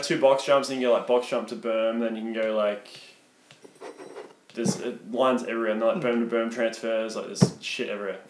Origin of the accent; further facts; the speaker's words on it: Cockatoo, Victoria, Australia; Cockatoo pump track's fucking going off and I'm very proud of my hometown.